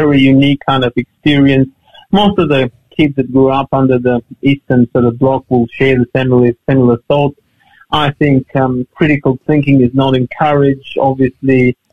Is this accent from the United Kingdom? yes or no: no; Albania; now in Australia; for us, growing up in Albania